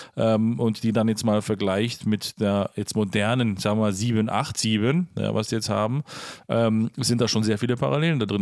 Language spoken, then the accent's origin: German; Herten, Germany; da, wo ich aufgewachsen bin, zur Schule gegangen bin, letzten Endes äh, zwar nicht gebürtig herkomme, spielt aber keine Rolle, ist der kleine Flugplatz Herten